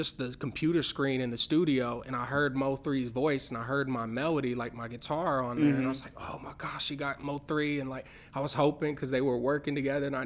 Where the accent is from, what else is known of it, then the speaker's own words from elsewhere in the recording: Canyon Lake, Texas, United States; moved away; I'm actually from a little town called Canyon Lake, Texas